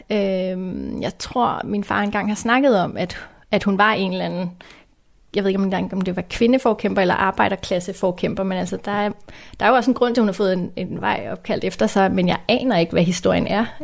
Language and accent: Danish; Denmark; og jeg er 35 år, og så er jeg født og opvokset her i Haveforeningen Frederikshøj, øhm, og så har lige været ude og bo i en lejlighed på Amager i nogle år, og så flyttede jeg tilbage i mit selvbyggede hus i 2013.